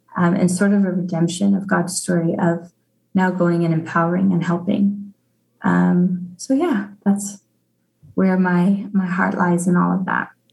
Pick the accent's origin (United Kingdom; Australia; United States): United States; Arvada, Colorado; moved away as an adult; now in Zimbabwe; I grew up in Colorado. Um, I grew up in Arvada